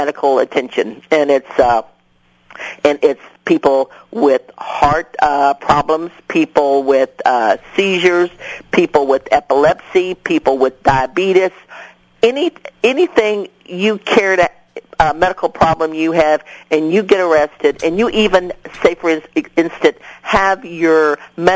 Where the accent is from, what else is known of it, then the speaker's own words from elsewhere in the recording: Seadrift, Texas, United States; I'm a shrimper from Seadrift, and you got a Union Carbide facility in my hometown